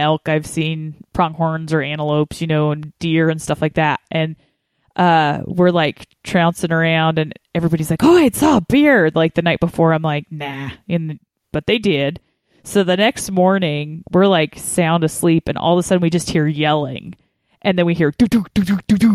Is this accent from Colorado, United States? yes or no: yes; Colorado, United States; I grew up in Colorado